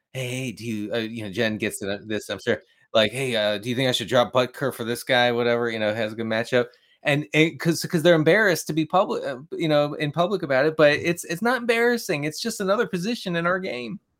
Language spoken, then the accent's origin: English; Maryland, United States; I grew up in Maryland